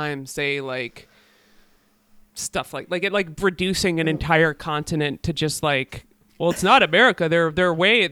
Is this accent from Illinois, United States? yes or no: yes; Chicago, Illinois, United States; I grew up in the south suburbs of Chicago